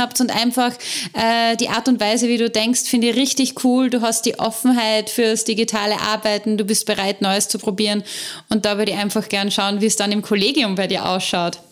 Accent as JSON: {"language": "German", "country": "Austria", "said": "wie wir in Österreich sagen"}